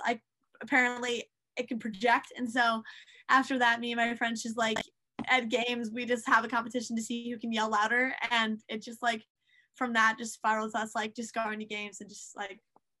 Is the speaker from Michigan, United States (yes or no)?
no; Fayetteville, North Carolina, United States; born there; Oh, I was born in Fayetteville, North Carolina.